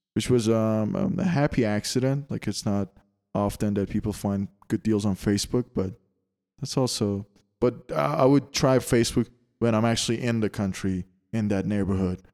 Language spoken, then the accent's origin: English; Canada; moved away; I come from Canada and it's, uh, it's the land of taxes